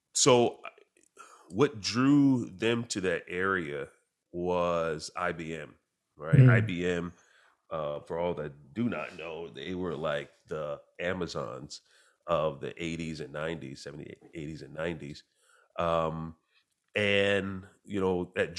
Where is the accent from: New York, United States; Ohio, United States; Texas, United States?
New York, United States; Clinton Corners; So I grew up in a small town, population between 2,000, 4,000 people. It's an area that to this day has no stoplights at all. It's a small town called Clinton Corners in New York